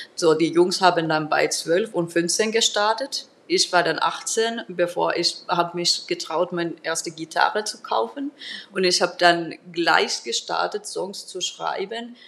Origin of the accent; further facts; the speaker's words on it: Turku, Southwest Finland, Finland; German is a second language; moved away; Ich komme aus Turku